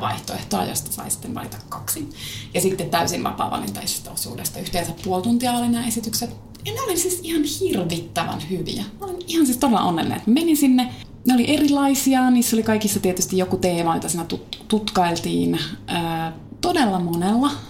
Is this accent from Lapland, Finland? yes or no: no; Kiuruvesi, North Savo, Finland; Minähän olen kotoisin Kiurvedeltä pohjoissa vasta siitä ajaa puolitoista tuntia Kajaaniin